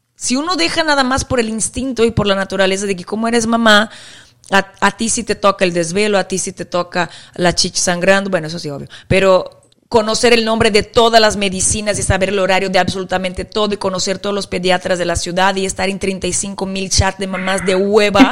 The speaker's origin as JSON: {"language": "Spanish", "country": "Brazil", "said": "yo como brasileña"}